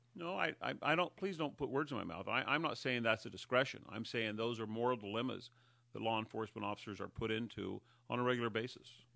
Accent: Humboldt County, California, United States; moved away as an adult; now in Mendocino County, United States; I was raised in Humboldt County, so that's the county to the north of us

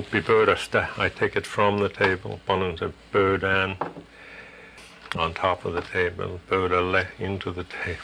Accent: New York City, New York, United States; moved away as an adult; now in Fairbanks, United States; growing up in New York

